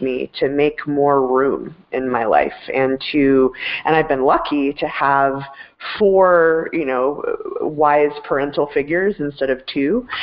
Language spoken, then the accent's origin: English; Denver, Colorado, United States; I am a uh, Denver native, born and raised